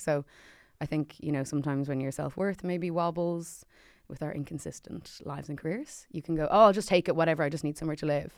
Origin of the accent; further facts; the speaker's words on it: Ireland; an Irish thing, we kinda just go, "Oh, but we're just so lucky to have whatever."